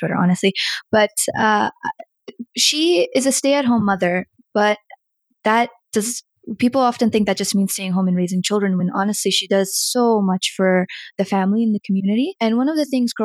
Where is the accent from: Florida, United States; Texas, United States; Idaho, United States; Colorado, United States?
Colorado, United States; also born or lived in Bihar, India / New Jersey; We were in New Jersey for a while and then we came to Colorado